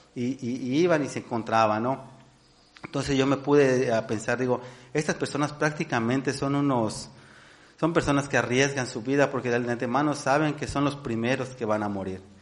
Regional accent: Mexico; nosotros como, como mexicanos

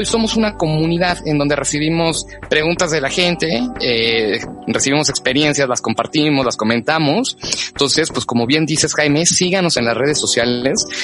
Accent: Mexico; nosotros como mexicanos

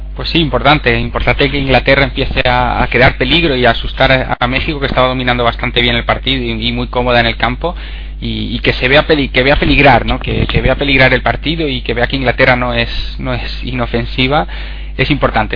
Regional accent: Spain

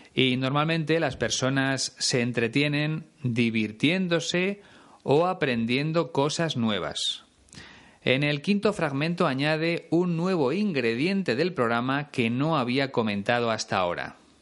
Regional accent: Spain

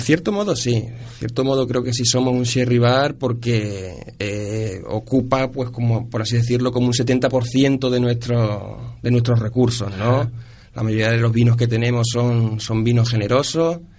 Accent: Ciudad Real, Castilla-La Mancha, Spain; moved away as an adult; also born or lived in Córdoba / Huesca / Cáceres; now in Seville, Spain; Yo soy manchego, yo soy de Ciudad Real

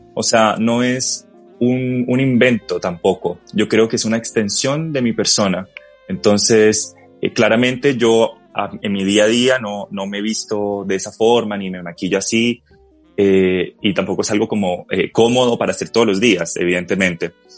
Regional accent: Colombia; moved away as an adult; now in Chile; quería que me reconocieran como colombiano

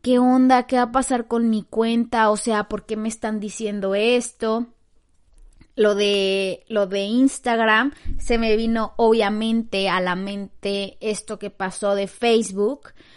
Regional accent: Mexico; now in Canada; que pues vivo como que en Canadá, ajá, porque yo soy de México

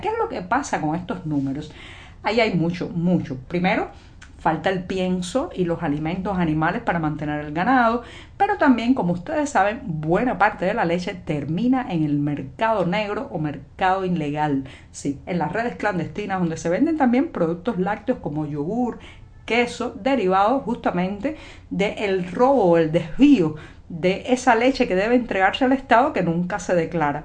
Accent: Cuba; cubana, periodista, ciudadana.

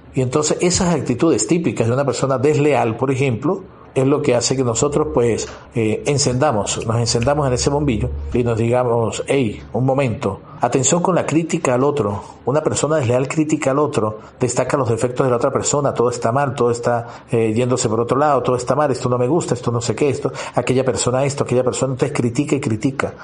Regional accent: Venezuela; moved away as an adult; Yo soy de Venezuela y he tenido que ir a otro país por estudio

